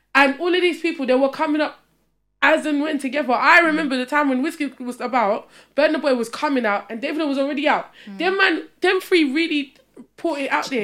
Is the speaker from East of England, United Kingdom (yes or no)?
yes; Essex, East of England, United Kingdom; I grew up in Essex